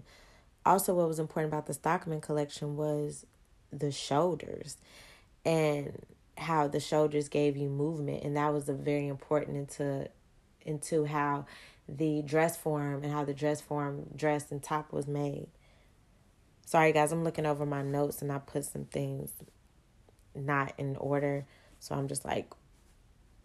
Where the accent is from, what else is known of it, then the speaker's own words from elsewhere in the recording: Chicago, Illinois, United States; moved away; also born or lived in Atlanta; I'm originally from Chicago